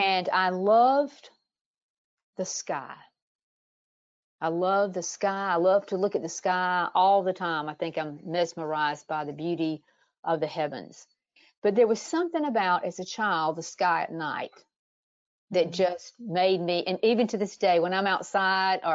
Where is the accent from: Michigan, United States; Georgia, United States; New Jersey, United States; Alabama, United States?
Georgia, United States; South; growing up on a little South Georgia farm.